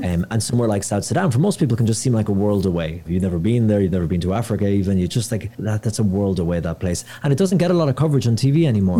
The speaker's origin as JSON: {"language": "English", "country": "Ireland", "said": "I'm from Ireland"}